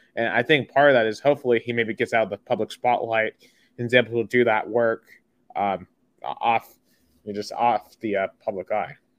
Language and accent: English; Tennessee, United States; I'm from Tennessee